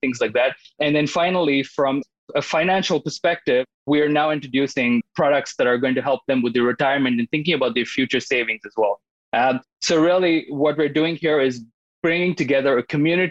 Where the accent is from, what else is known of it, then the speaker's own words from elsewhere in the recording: India; moved away as an adult; I was born and brought up in India, and I went to school there for business